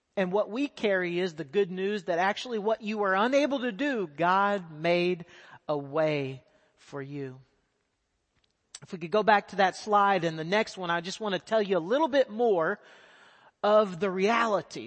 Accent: Texas, United States; moved away as an adult; now in South Asia; I am a Texas boy. I grew up in Texas

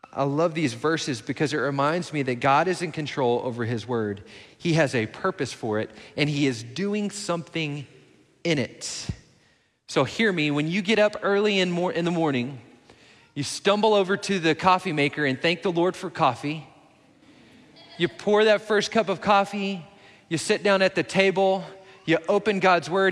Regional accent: Midland, Texas, United States; now in Belton, United States; my hometown in Midland

